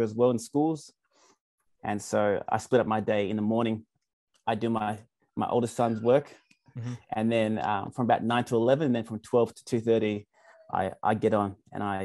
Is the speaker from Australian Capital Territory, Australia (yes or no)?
yes; Canberra, Australian Capital Territory, Australia; Canberra, born and raised.